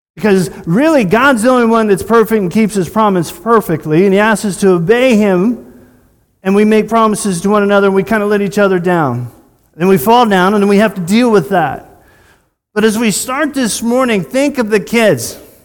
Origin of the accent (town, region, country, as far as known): United States